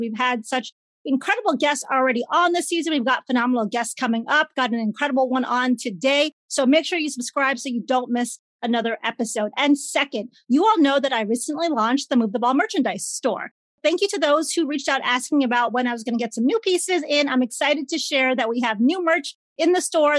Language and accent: English; Chicago, Illinois, United States; I grew up in Chicago